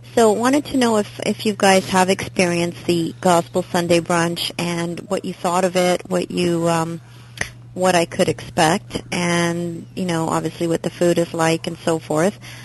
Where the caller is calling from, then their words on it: Toronto, Ontario, Canada; I'm calling from Toronto, Canada